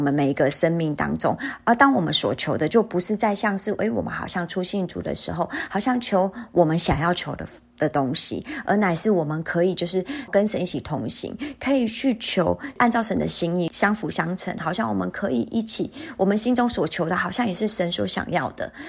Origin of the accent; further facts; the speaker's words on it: Taiwan; moved away; also born or lived in South Korea; 我是台湾人